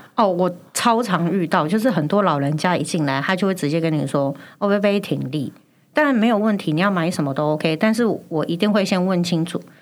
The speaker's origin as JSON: {"language": "Chinese", "region": "Chiayi", "country": "Taiwan", "tie": "born or raised there", "said": "因为我是嘉义人。然后因为我爸妈很小，就是他们很早就去北部打拼，所以我们很常就被丢回去阿妈家。"}